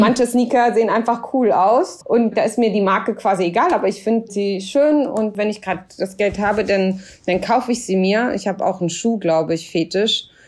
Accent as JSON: {"language": "German", "country": "Germany", "said": "ich war immer so stolze Deutsche"}